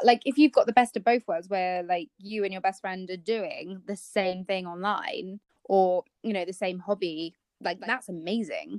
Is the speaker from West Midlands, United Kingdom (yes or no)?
no; Kent, South East England, United Kingdom; we are part of a Kent blogger group because we're both from Kent